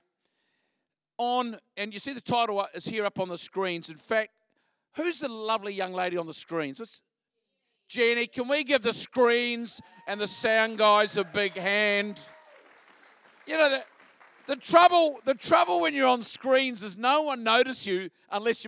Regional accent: Christchurch, Canterbury, New Zealand; moved away as an adult; now in Australia; I'm originally from Christchurch, home of the Mighty Crusaders.

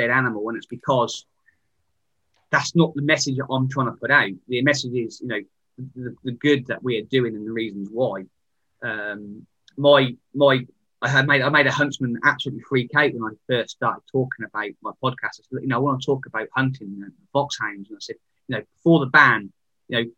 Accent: Sandringham, East of England, United Kingdom; I come from Sandringham. That's my background. So Royal Estate, my dad was a keeper. And I learned, you know, how the land management works

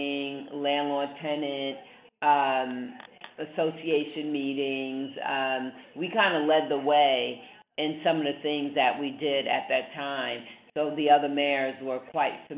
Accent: New York City, New York, United States; moved away; also born or lived in Illinois; I grew up in Manhattan in New York City

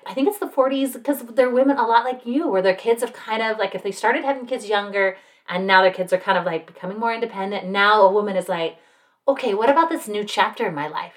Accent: Salt Lake City, Utah, United States; now in Utah County, United States; I'm from Salt Lake, which is the next county north.

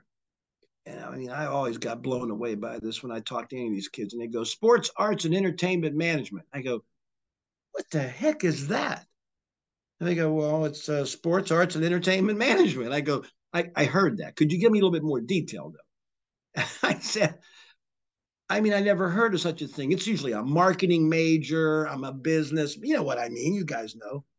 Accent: Charleroi, Pennsylvania, United States; I grew up near California University, was in, like, I could throw a rock to Cal U. And back in the 70s, that's when all of my friends from the Mon Valley where I lived in Charleroi

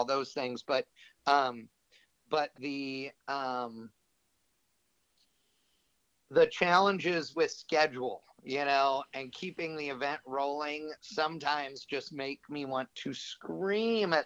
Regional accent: Fremont, California, United States; I grew up in Northern California, basically at Fremont Drag Strip.

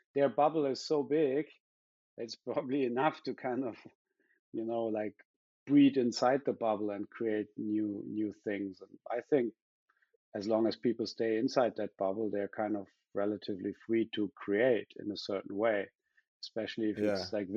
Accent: countryside in the very south of Germany, near the Swiss border, Baden-Württemberg, Germany; English is a second language; also born or lived in China; now in Berlin, Germany; living in Berlin, and I'm from the countryside in the very south of Germany, Switzerland border

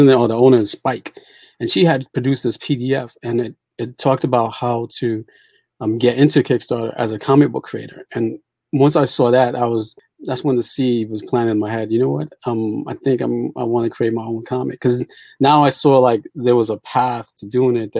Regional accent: New York City, New York, United States; also born or lived in Port-au-Prince, Haiti; I was born in Port-au-Prince, Haiti, came to the States when I was about 5 years old. Grew up in Brooklyn, New York, currently live in the Bronx

